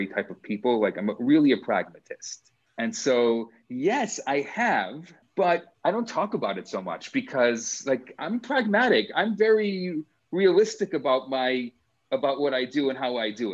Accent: Des Plaines, Illinois, United States; I was raised in Des Plaines, Illinois, right outside of Chicago

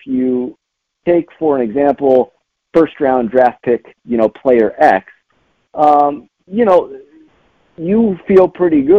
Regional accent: Los Angeles, California, United States; moved away; I'm from Los Angeles

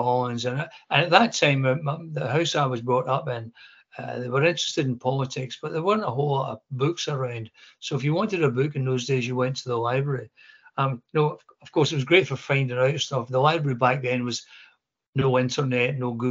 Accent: Coatbridge, Scotland, United Kingdom; moved away as an adult; also born or lived in South Lanarkshire / London; I'm a local boy. I was born in Coatridge, went to school here. My friends were here, grew up here.

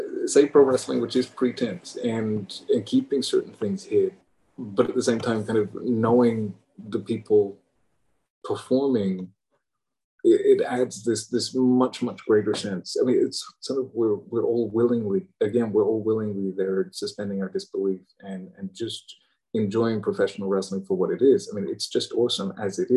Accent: England, United Kingdom; I'm English

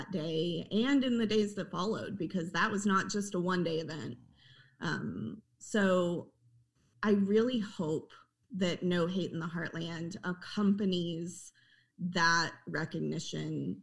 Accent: Oklahoma, United States; And I grew up in Oklahoma. I'm an Oklahoma native.

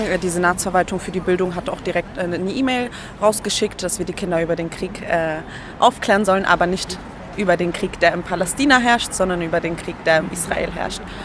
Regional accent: Berlin, Germany; also born or lived in Treptow-Köpenick; ich bin aufgewachsen eigentlich in Kreuzberg im Brennpunkt ja. äh, am Cottbuster Tor

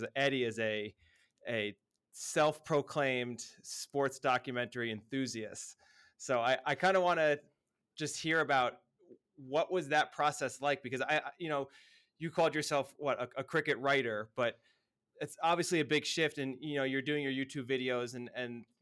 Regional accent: United States; being an American

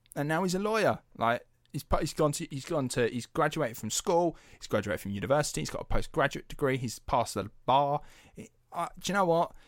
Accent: United Kingdom; we're British taxpayers

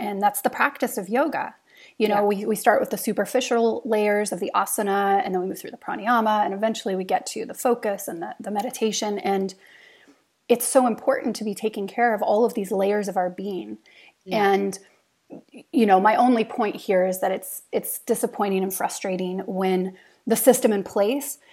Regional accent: United States; moved away as an adult; now in Norway; as an American now living in Norway

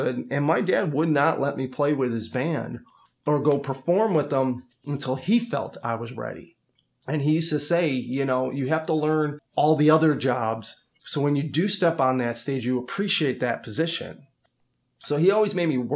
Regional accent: Chicago, Illinois, United States; I'm originally from Chicago, and my dad was a professional musician when I was growing up

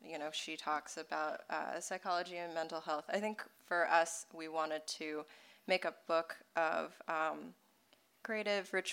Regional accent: Deep South, United States; I grew up in the Deep South as an immigrant kid

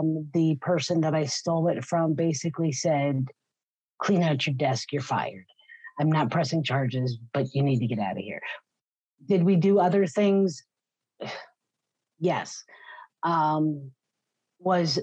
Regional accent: Pennsylvania, United States; we grew up in Pennsylvania

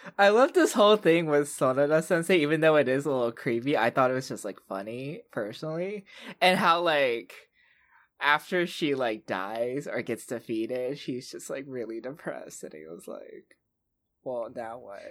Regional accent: the South, United States; I'm also from the South

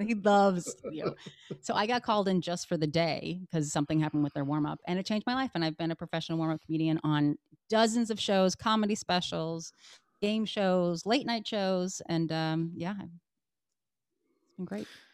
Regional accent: Connecticut, United States; also born or lived in Massachusetts; I was born in Massachusetts, and uh, and then I lived in Connecticut. I moved to Connecticut when I was five

